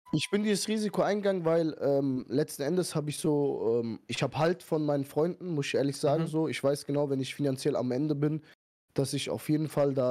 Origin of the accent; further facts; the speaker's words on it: Iran; now in Germany; okay, wir sind Iraner, aber ihr wisst ja, Iraner sind eigentlich immer locker so